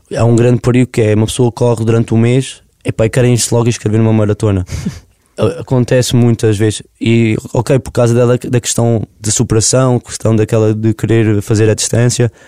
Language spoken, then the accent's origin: Portuguese; Covilhã, Centro, Portugal; moved away as an adult; now in Lisbon, Portugal; a minha terra é boça é, é uma pequena aldeia da Freguesia Cortes no meio e aquilo uhum. fica pertinho, portanto, é da Covilhã, é o Conselho da Covilhã